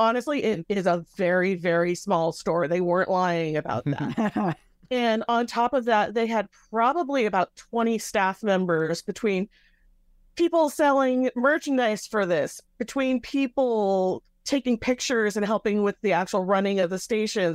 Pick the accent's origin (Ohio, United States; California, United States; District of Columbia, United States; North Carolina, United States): California, United States; Bay Area; I'm from the Bay Area